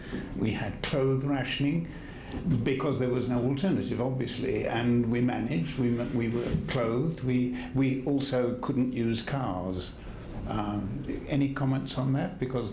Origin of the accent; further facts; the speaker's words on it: England, United Kingdom; moved away; I grew up in England and was 7 or 8 when the war broke out.